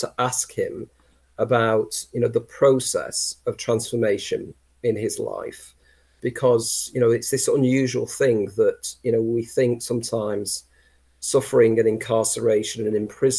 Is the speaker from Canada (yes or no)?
no; North West England, United Kingdom; And being a Lancastrian, I insist it's Lancashire